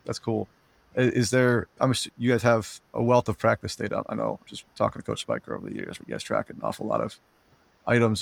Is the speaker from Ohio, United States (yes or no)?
no; New Jersey, United States; growing up in New Jersey